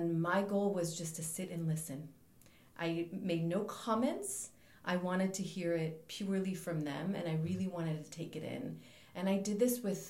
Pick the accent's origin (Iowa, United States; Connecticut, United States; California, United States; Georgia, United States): California, United States; Los Angeles; moved away as an adult; now in Amsterdam, Netherlands; I was born and raised in Los Angeles